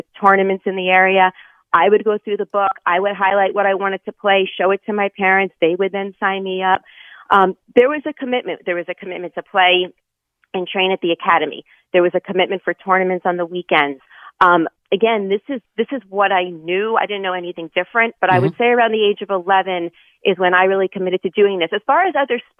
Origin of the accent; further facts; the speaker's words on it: Long Island, New York, United States; I grew up on Long Island on the North Shore